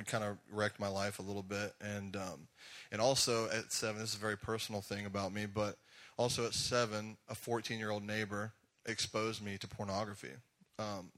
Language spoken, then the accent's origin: English; Jackson, Georgia, United States; accent: Southern drawl; also born or lived in Griffin, Georgia / Atlanta area, Georgia; I grew up in a really small town called Jackson, Georgia